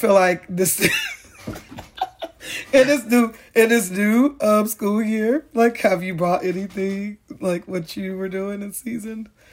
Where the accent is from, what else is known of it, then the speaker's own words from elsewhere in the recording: Chicago, Illinois, United States; growing up in Ogier Gardens